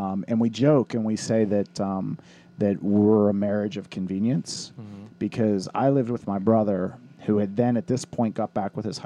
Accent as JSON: {"language": "English", "town": "Irwin", "region": "Pennsylvania", "country": "United States", "tie": "born or raised there", "said": "my boys never wanted to leave Irwin. So if you live in my hometown"}